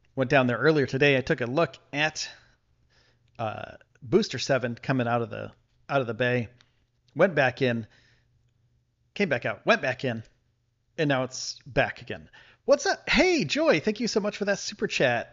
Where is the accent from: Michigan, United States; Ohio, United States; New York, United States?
New York, United States; Buffalo; now in Texas, United States; I'm from the Buffalo area